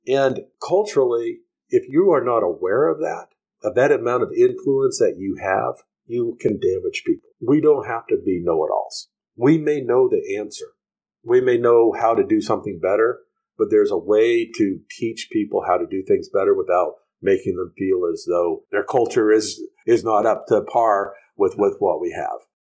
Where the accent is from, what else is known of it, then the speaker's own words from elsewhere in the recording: United States; moved away as an adult; now in Honduras; I as an American businessman here